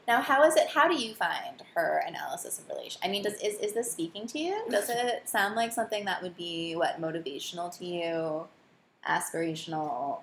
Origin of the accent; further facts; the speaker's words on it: Morristown, New Jersey, United States; I grew up in northern New Jersey